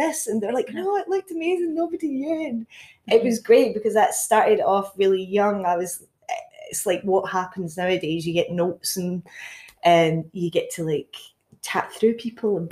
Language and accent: English; Castle Douglas, Scotland, United Kingdom; I'm originally from Castle Douglas, a little small town down Dumfries and Galloway. Born, raised there